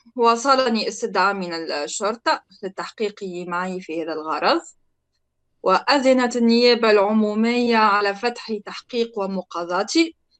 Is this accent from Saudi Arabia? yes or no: no; Tunisia; moved away as an adult; انا تونسيه